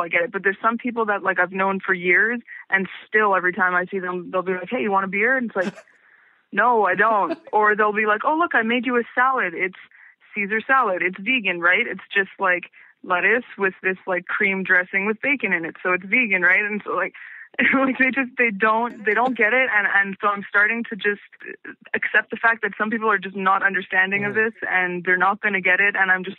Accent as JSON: {"language": "English", "town": "Montreal", "region": "Quebec", "country": "Canada", "tie": "born or raised there", "said": "Yeah, I was born in Montreal, and I've lived in Montreal my entire life, and totally lived in like one house until I moved into my apartment a few years ago."}